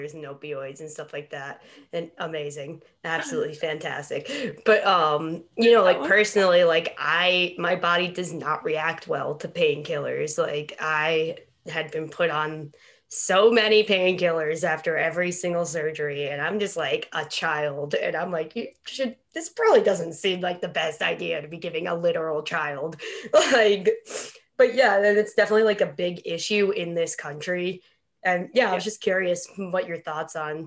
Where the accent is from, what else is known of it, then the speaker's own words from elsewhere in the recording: New York, United States; growing up in New York